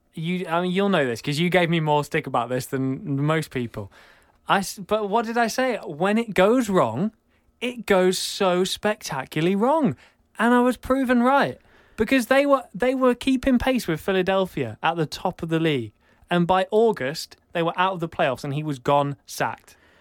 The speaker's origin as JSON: {"language": "English", "region": "England", "country": "United Kingdom", "said": "I'm from England."}